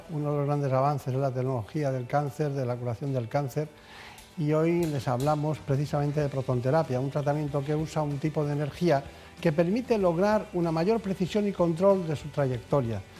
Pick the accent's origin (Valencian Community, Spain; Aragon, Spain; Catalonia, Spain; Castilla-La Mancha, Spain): Catalonia, Spain; Barcelona; born there; Soy nacida en Barcelona.